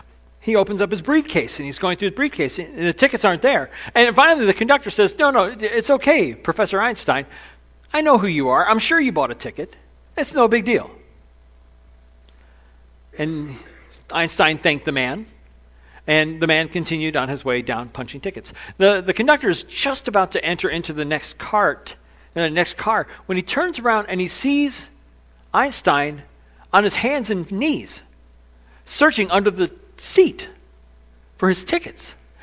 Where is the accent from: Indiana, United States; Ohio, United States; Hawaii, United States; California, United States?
Indiana, United States; Excuse me … I'm from Southern Indiana. I've never been to the big city before